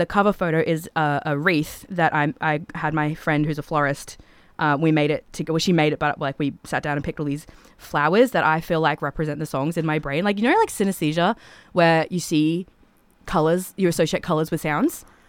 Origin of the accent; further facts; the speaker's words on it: Toowoomba, Queensland, Australia; I'm from Toowoomba